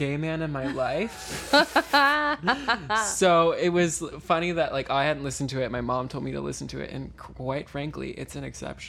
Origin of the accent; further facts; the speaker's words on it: Missouri, United States; My family's from Missouri. I'm from Missouri.